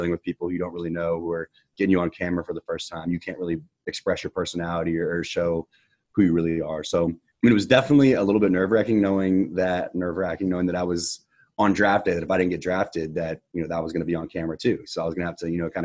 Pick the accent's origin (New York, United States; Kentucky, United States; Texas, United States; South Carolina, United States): Texas, United States; Katy; growing up in Houston, going to Texans games my entire life